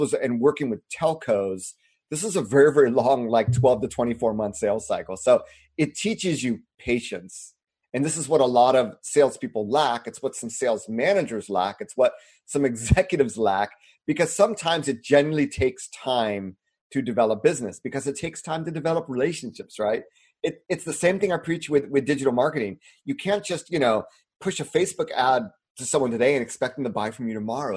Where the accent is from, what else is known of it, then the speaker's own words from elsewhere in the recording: United States; moved away as an adult; also born or lived in China / Japan; being an American